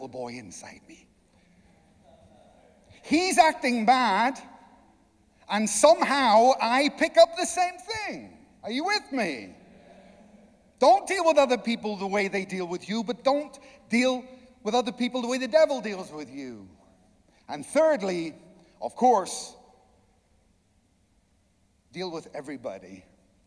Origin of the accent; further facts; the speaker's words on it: Ireland; I'm Irish